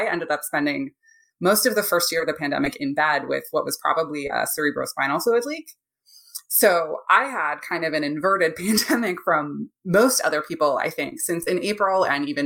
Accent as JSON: {"language": "English", "region": "Ontario", "country": "Canada", "moved": "yes", "lives_now": "United States", "said": "I'm from Canada originally, from Ontario"}